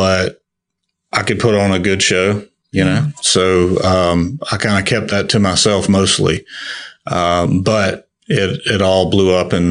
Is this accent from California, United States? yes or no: no; Perry, Florida, United States; we're from Perry, Florida, born and raised. And we've been there pretty much our whole lives except for college